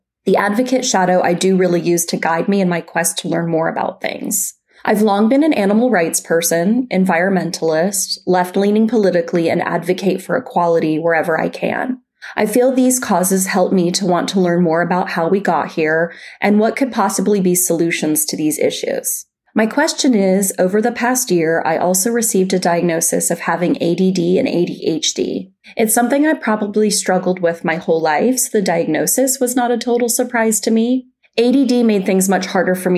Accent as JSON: {"language": "English", "town": "Calgary", "region": "Alberta", "country": "Canada", "tie": "born or raised there", "moved": "yes", "lives_now": "Vancouver, Canada", "said": "I live in Vancouver, British Columbia, Canada, but was born and raised in Calgary, Alberta"}